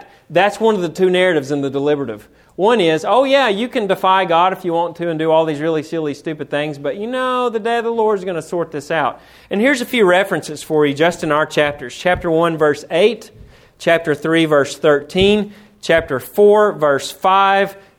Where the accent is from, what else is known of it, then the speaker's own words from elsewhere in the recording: Florence, Alabama, United States; also born or lived in Tennessee; I'm from Florence, Alabama, but I grew up 1 mile from Tennessee